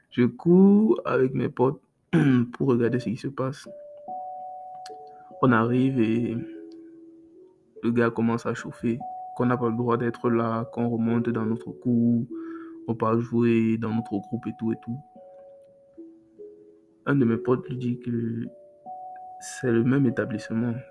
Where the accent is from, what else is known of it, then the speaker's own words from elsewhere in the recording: Cameroon; chez nous au Cameroun, on a une sauce là qu'on appelle Mongo Chobi.